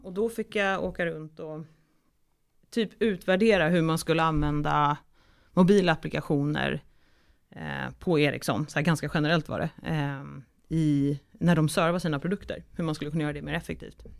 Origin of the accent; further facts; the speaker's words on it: Stockholm, Stockholm County, Sweden; also born or lived in Umeå; från Stockholm, där jag kommer ifrån